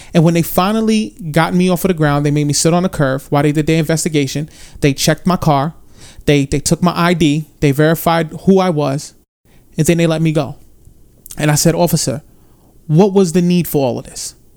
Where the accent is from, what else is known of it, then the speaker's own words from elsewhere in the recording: New York City, New York, United States; I grew up in the South Bronx